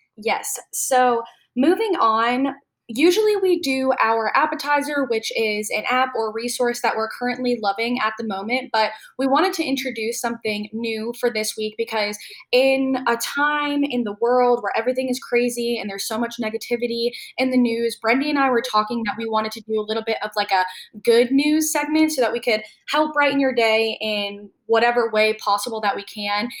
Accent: upstate New York, United States; now in Charlotte, United States; I'm from like more of upstate

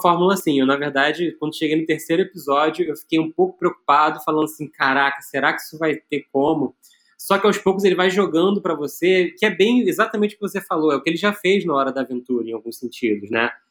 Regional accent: Brazil; como brasileiro aqui

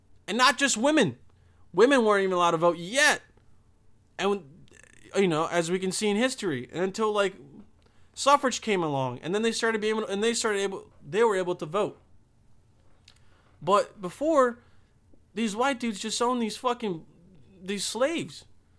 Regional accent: Bosnia & Herzegovina; English is a second language; I'm from Bosnia. I'm like, oh, shit. This guy, I mean, he's an immigrant, but he's also white, but he doesn't sound like it, you know? I used to have a crazy accent

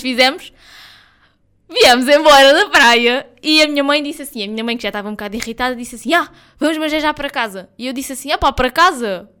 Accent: Algarve, Portugal; nós somos algarvios, nós vivemos aqui, nós vivemos no Algarve o ano inteiro.

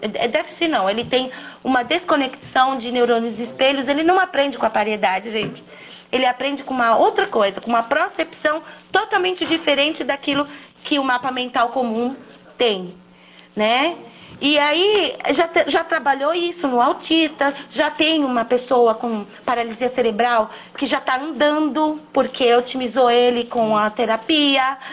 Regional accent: São Paulo, Brazil; Eu sou de São Paulo

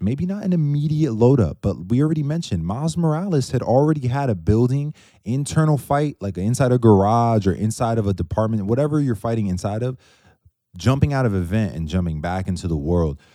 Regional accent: outside New York City, United States; I'm from outside of New York City, but with family that's from there.

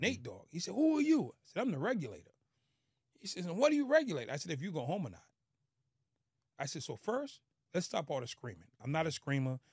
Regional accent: Boston, Massachusetts, United States; born or raised there; moved away

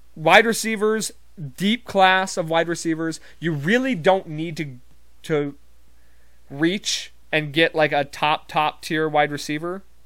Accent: Montana, United States; I'm not from Texas, I'm from Montana

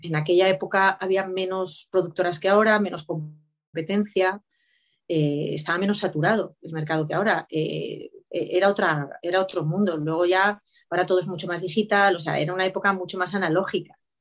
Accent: Spain

